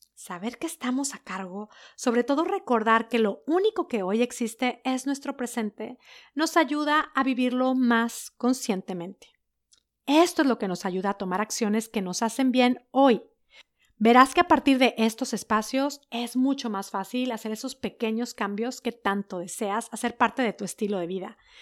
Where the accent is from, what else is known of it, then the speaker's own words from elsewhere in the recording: Mexico; moved away as an adult; also born or lived in Netherlands; desde que nos fuimos de México